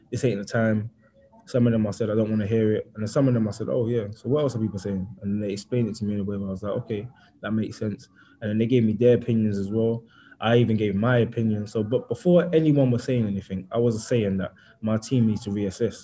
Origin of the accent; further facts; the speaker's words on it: London, United Kingdom; I grew up in East London and I grew up a certain type of way